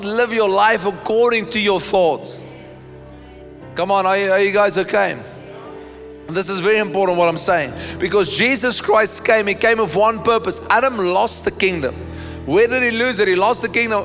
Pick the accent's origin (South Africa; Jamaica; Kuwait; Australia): South Africa; my ID book tells me that I am a citizen of, South Africa